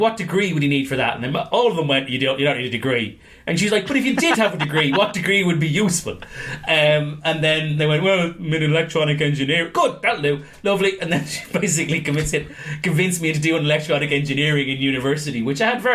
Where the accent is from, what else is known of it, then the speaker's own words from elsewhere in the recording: Ireland; I'm Irish.